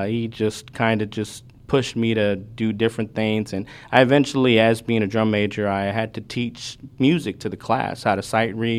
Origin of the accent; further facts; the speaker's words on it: Houston, Texas, United States; also born or lived in Maryland; grew up in the Houston area